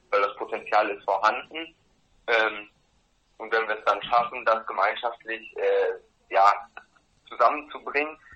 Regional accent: North Rhine-Westphalia, Germany; Ähm, ja, Ted und ich, wir kommen aus dem Ruhrgebiet

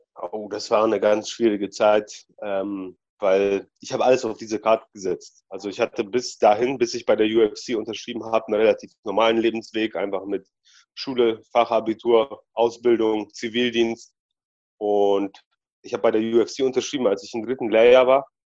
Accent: Balingen, Baden-Württemberg, Germany; also born or lived in Poland; ich bin ja in Polen geboren und in Deutschland aufgewachsen

